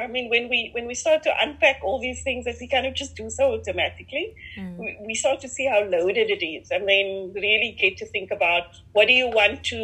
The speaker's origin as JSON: {"language": "English", "town": "Cape Town", "region": "Western Cape", "country": "South Africa", "tie": "born or raised there", "accent": "Cape Flats", "said": "growing up in Mitchell's Plain, so Cape Flats, Cape Town"}